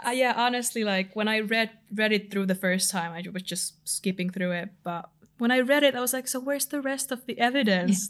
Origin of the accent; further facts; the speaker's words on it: Finland; accent: Finnish; moved away as an adult; now in London, United Kingdom; I'm from Finland